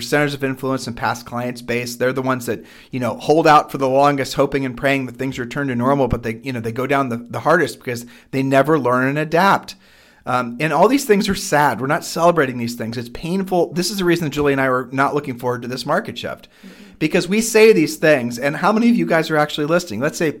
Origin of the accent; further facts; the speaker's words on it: Ohio, United States; we are from Ohio